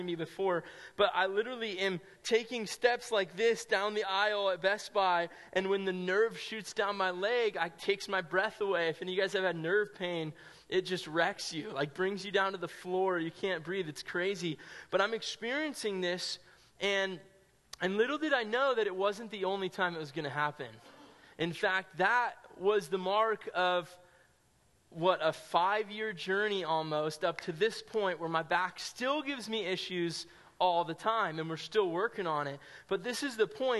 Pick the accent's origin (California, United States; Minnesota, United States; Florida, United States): California, United States; Sonoma County; I grew up in Sonoma County, California, probably like an hour and a half north of San Francisco